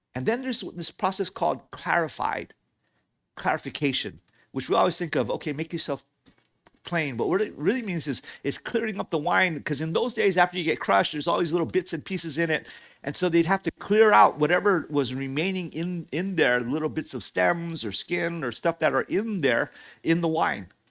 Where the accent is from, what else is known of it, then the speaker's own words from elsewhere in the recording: Hawaii, United States; I grew up in Hawaii